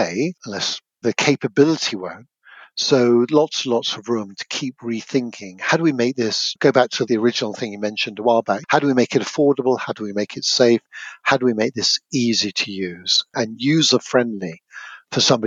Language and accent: English; United Kingdom; moved away as an adult; now in Portland, United States; a Brit, even after 20 plus years